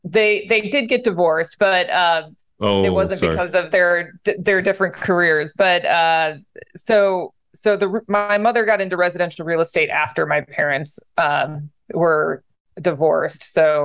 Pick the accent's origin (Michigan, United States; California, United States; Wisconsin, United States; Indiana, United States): California, United States; San Diego; also born or lived in upstate New York; So, dad was in the Navy in my younger years, and I grew up in San Diego, and then we moved to upstate New York when he got out of the Navy.